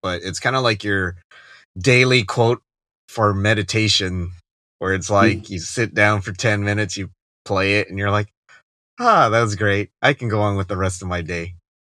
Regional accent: Arizona, United States; moved away as an adult; now in Japan; I'm from Arizona

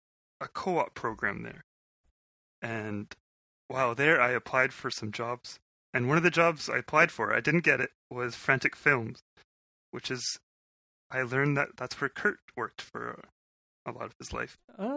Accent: Winnipeg, Manitoba, Canada; I was born in Winnipeg

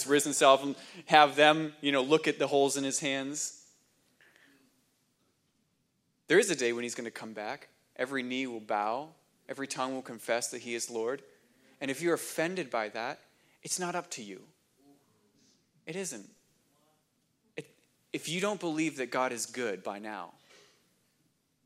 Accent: New Hampshire, United States; moved away; I grew up in New Hampshire

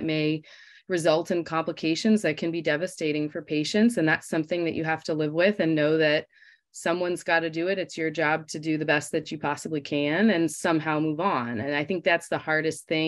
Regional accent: Los Angeles, California, United States; moved away as an adult; now in Michigan, United States; I'm from Los Angeles, California

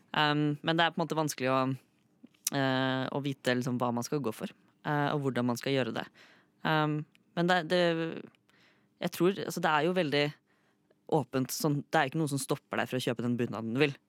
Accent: Fredrikstad, Østfold, Norway; moved away as an adult; now in Oslo, Norway; jeg har jo blitt født og vokst opp i Fredrikstad. Bodde der i 18 år.

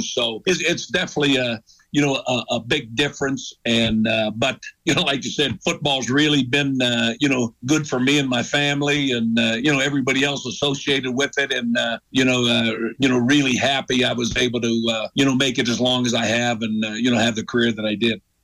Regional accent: Warren, Ohio, United States; moved away; I was from Warren, Ohio

